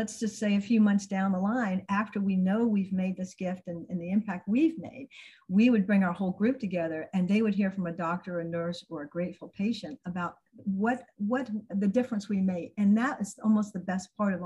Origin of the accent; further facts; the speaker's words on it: Tampa, Florida, United States; I grew up in Tampa